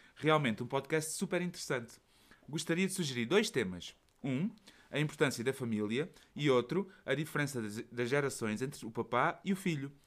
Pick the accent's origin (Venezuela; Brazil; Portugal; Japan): Portugal; Setúbal; accent: Portuguese; moved away as an adult; now in Belgium; a minha terra natal, Setúbal